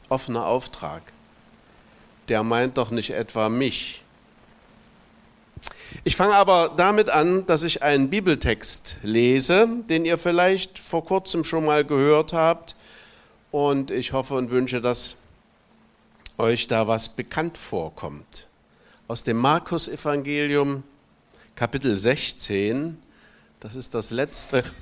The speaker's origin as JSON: {"language": "German", "region": "Thuringia", "country": "Germany", "tie": "born or raised there", "said": "ich bin gebürtiger Thüringer, bin 32 Jahre meines Lebens in der DDR aufgewachsen und dort auch zum Glauben gekommen und habe da eine Berufung erlebt, Pastor zu werden"}